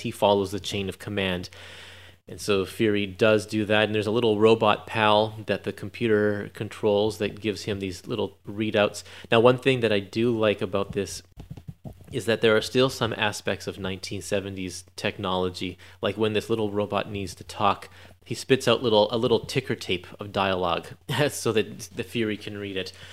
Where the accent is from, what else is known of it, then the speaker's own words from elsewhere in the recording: Canada; I'm Canadian